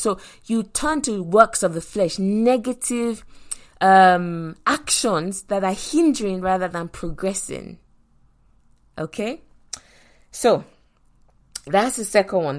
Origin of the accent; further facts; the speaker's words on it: Nigeria; moved away; also born or lived in London; I grew up in Nigeria